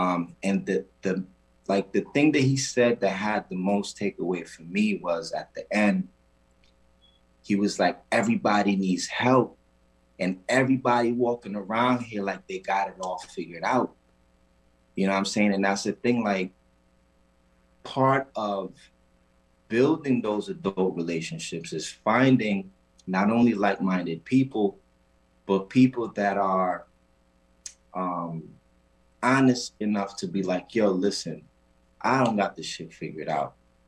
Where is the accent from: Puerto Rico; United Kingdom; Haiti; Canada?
Puerto Rico; So for me, being that I am from the Caribbean, mm-hmm. first of all, I'm from an island called Puerto Rico, better known to us as Borinquen.